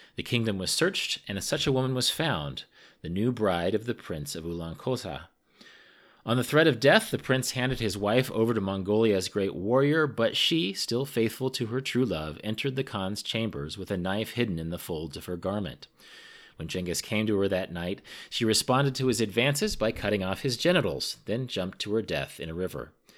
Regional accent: Kansas, United States; I grew up in Kansas

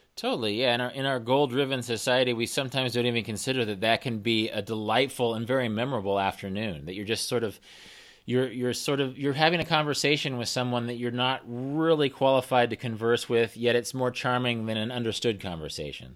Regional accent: Kansas, United States; I'm from Kansas and I'm, I'm based in Kansas

